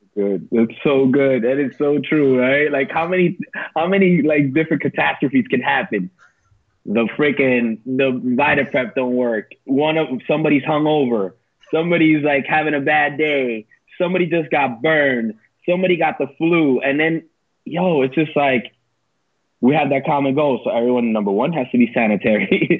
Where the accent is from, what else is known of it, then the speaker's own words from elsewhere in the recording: West New York, New Jersey, United States; also born or lived in Palisades Park, New Jersey; I grew up in West New York, New Jersey